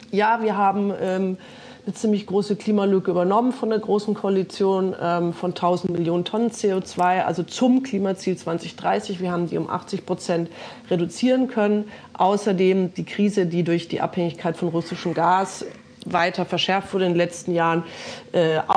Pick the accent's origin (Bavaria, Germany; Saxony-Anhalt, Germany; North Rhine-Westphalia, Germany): Bavaria, Germany; Und beispielsweise auch in Bayern, wo ich herkomme, jetzt wieder Windräder geplant werden